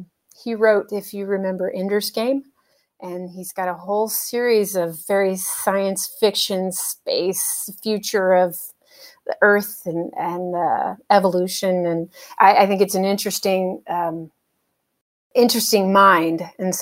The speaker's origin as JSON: {"language": "English", "region": "California", "country": "United States", "said": "Grilled cheese, it's got to be, I'm a Californian, it has to be sourdough"}